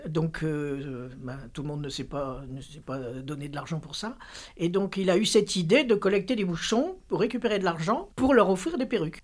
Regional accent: Lille, Hauts-de-France, France; j'ai grandi à Lille

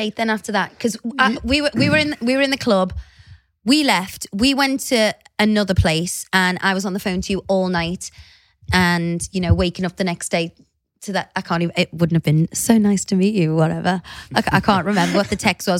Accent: Liverpool, North West England, United Kingdom; I'm from Liverpool

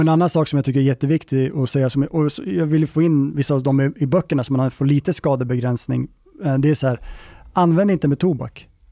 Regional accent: Gävle, Gävleborg County, Sweden; nu är jag uppväxt i Gävle

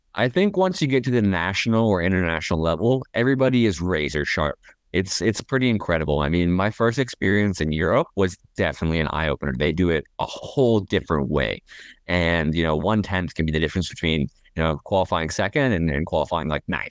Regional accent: Toronto, Ontario, Canada; I was born in Toronto

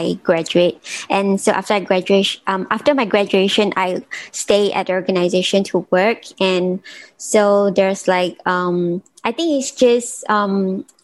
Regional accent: Malaysia; also born or lived in New York; I'm originally from Malaysia, but I'm actually now supposed to like base in New York

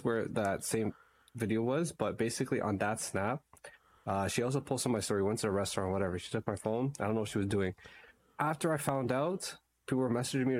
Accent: Guyana; I'm Guyanese brown.

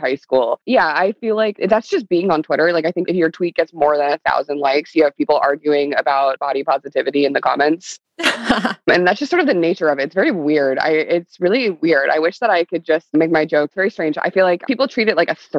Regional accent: Pennsylvania, United States; I'm from Pennsylvania

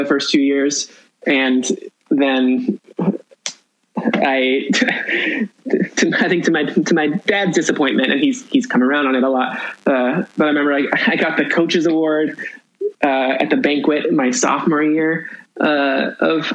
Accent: Yorba Linda, California, United States; also born or lived in Whittier, California; we moved from Whittier, California, in May, end of May of 1993. I was like at the end of my second grade year, and we moved, I finished second grade in Whittier, and then we moved to Yorba Linda

